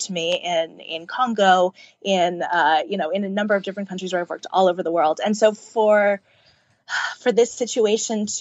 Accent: Wilton, Connecticut, United States; Wilton, Connecticut

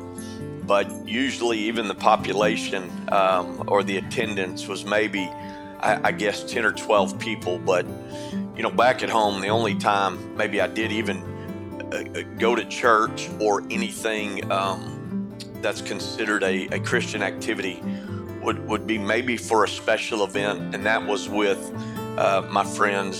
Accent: Irving, Texas, United States; also born or lived in Sanger, Texas; I grew up in Irving, Texas, from a very dysfunctional home

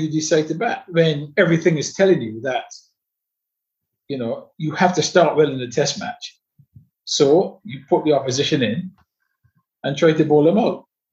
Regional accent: England, United Kingdom; I know exactly how long it really took me to acclimatize as an English player to conditions in Australia

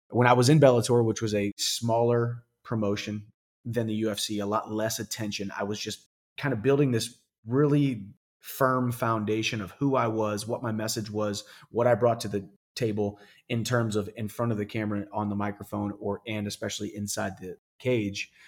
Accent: Missouri, United States; my home state, University of Missouri

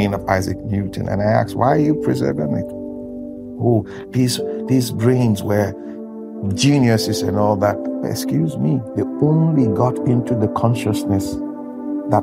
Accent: Nigeria; I'm a Nigerian. I will always use my country as an example

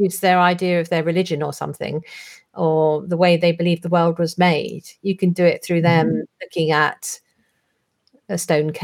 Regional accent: Essex, East of England, United Kingdom; out the back of our house where I grew up in Essex

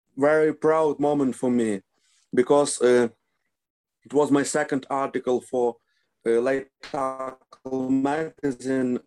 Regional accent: Lviv, Lviv Oblast, Ukraine; English is a second language; also born or lived in Obroshyne; I was born in Lviv. Uh, I spent uh, 26 years of my life in Lviv

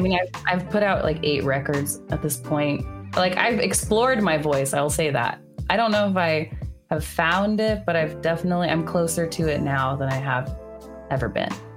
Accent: Bay Area, California, United States; now in New York, United States; I'm from the Bay Area initially, but I um, live in New York

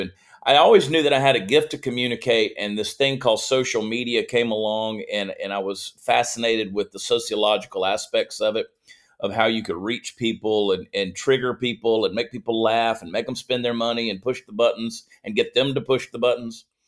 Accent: Augusta, Georgia, United States; moved away as an adult; also born or lived in New Jersey / Columbia, South Carolina; I was born in New Jersey, but I only lived there about four months of my life, and then they mm. moved to Augusta, Georgia, which was my mother's hometown. My father was a South Carolinian, my mother was a Georgian, and she won out. So uh, grew up in Georgia

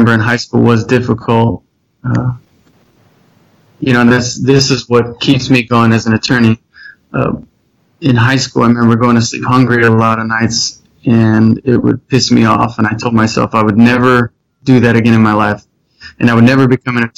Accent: South Pasadena, California, United States; I grew up in South Pasadena, middle class area.

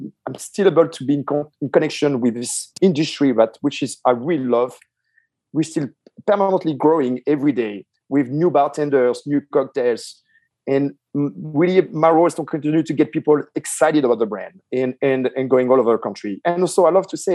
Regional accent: France; I grew up myself in France

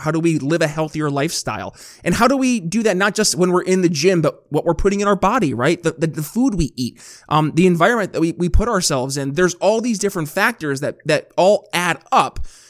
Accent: New York, United States; my home state of New York

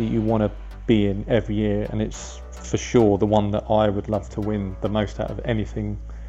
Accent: England, United Kingdom; especially as a Brit, as an Englishman.

